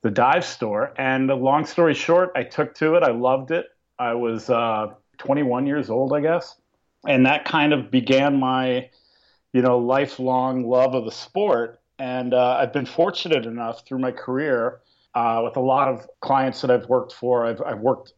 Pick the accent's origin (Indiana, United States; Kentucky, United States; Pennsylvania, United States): Pennsylvania, United States; moved away as an adult; also born or lived in Syracuse, New York; I grew up in Pennsylvania, not exactly an ocean community